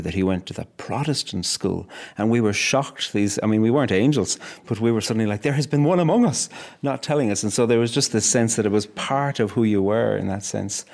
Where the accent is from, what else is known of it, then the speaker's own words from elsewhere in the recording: Cork, Munster, Ireland; now in Northern Ireland, United Kingdom; a very Irish Catholic background growing up in Cork